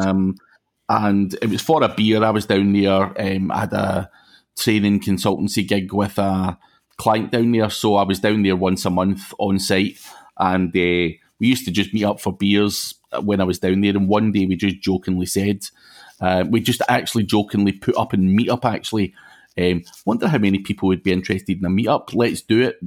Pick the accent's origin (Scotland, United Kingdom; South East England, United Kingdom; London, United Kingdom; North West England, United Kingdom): Scotland, United Kingdom; Glasgow; accent: Glaswegian; I'm actually from Glasgow